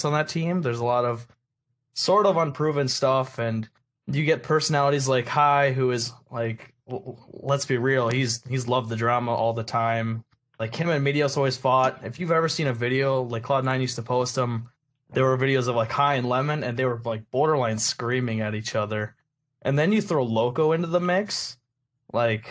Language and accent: English; middle of Iowa, United States; I am from an actual boonies. I am from the middle of Iowa.